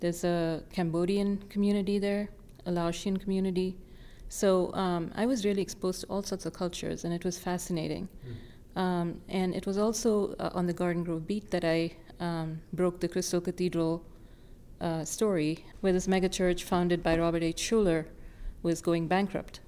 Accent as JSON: {"language": "English", "town": "Chennai", "region": "Tamil Nadu", "country": "India", "tie": "born or raised there", "moved": "as an adult", "lives_now": "Southern California, United States", "said": "I was born and raised in Chennai, India"}